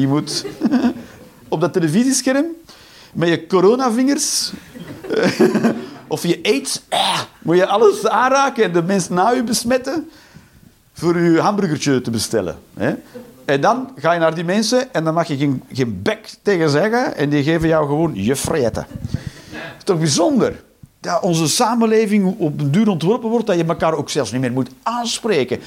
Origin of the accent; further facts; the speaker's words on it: Flanders, Belgium; moved away as an adult; now in Netherlands; ik ben een Belg